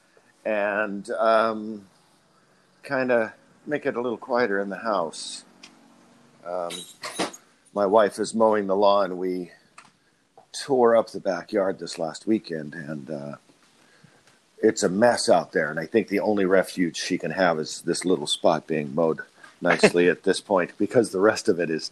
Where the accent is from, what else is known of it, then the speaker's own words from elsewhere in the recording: Modesto, California, United States; I was born in the same valley